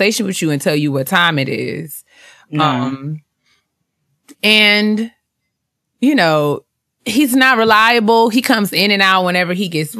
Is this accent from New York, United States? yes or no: yes; New York, United States; I'm from New York